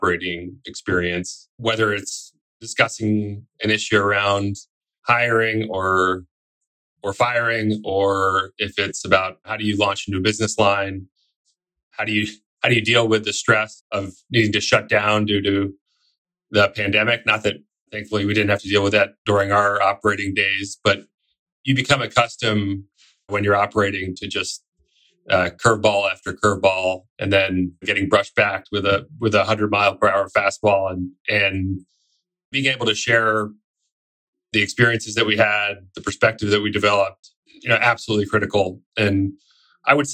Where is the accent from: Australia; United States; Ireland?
United States; New York City, New York; I grew up in New York City